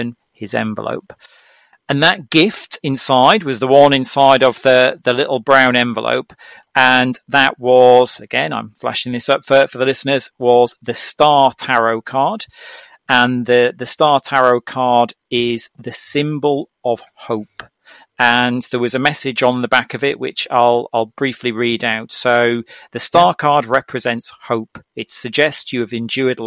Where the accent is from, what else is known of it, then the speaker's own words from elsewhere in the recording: Norwich, East of England, United Kingdom; my hometown city, which is Norwich in the UK